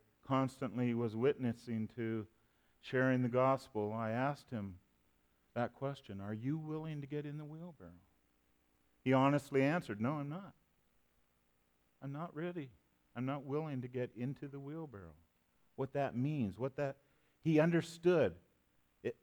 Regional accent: Canada; now I'm a Canadian

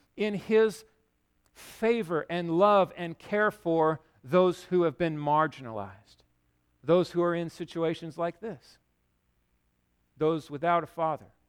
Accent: United States

